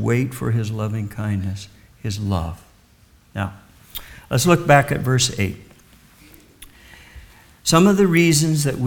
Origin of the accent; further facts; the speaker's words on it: Kansas, United States; moved away; I was raised in the Midwest in Kansas